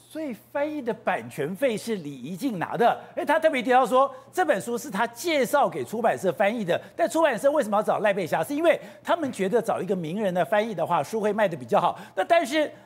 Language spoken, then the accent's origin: Chinese; Taipei, Taiwan; 我小时候在通化街夜市长大